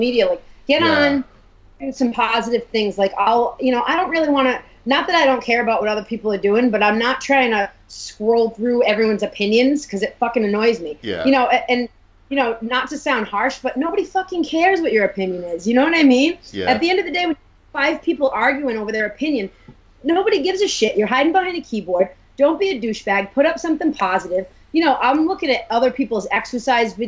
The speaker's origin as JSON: {"language": "English", "region": "Rhode Island", "country": "United States", "said": "we're from Rhode Island"}